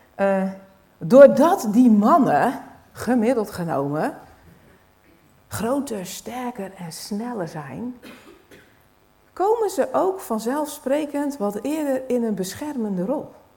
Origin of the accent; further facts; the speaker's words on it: Netherlands; als Nederlanders